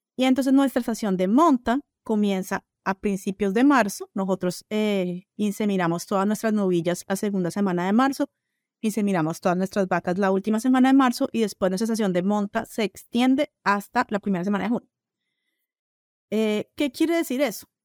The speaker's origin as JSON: {"language": "Spanish", "country": "Colombia", "also_born_or_lived": "Brazil", "moved": "yes", "lives_now": "United States", "said": "soy colombiana"}